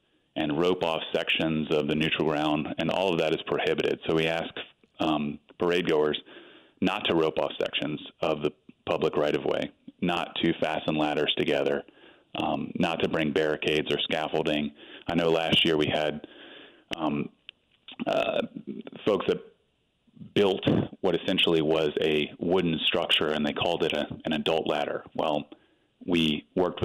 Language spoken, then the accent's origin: English; Franklin, Louisiana, United States; moved away as an adult; now in New Orleans, United States; Born and raised in Franklin, Louisiana, over in St. Mary Parish